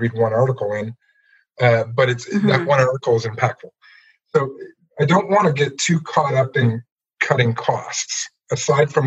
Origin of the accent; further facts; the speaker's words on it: Ottawa, Ontario, Canada; moved away as an adult; also born or lived in Palm Beach, Florida / Guelph; now in Peterborough, Canada; I grew up in Ottawa